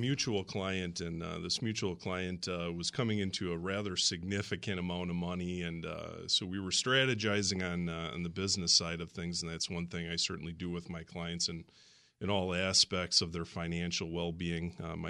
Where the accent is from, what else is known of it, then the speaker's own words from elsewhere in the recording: Racine, Wisconsin, United States; I grew up in Racine, absolutely.